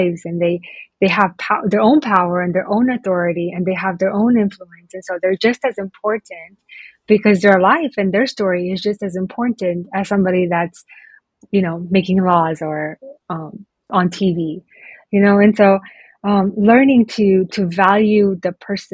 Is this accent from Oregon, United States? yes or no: yes; Oregon, United States; moved away as an adult; also born or lived in Romania; now in Bucharest, Romania; I grew up in Oregon